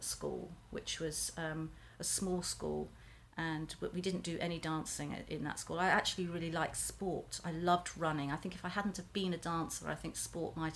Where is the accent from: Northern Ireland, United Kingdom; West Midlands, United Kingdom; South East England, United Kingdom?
South East England, United Kingdom; Ramsgate; I was born in Ramsgate. Ramsgate is a small coastal town